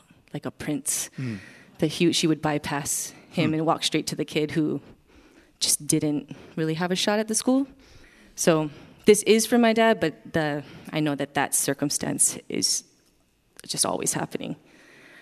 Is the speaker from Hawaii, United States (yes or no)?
yes; Wailuku, Hawaii, United States; moved away; I am from Wailuku, Maui.